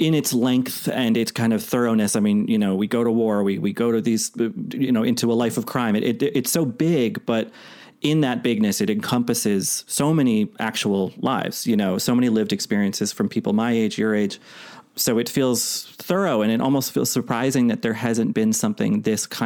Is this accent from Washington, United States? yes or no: no; Boston, Massachusetts, United States; my hometown, my neighborhood in Boston